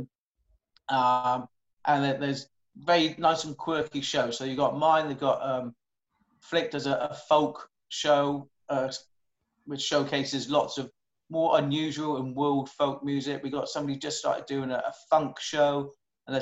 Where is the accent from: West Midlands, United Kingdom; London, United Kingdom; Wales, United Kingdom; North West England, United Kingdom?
Wales, United Kingdom; Welsh; moved away; Not that I am Welsh originally